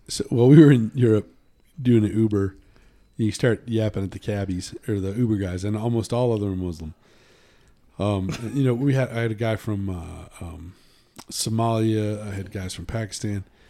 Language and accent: English; United States; I'm from the United States.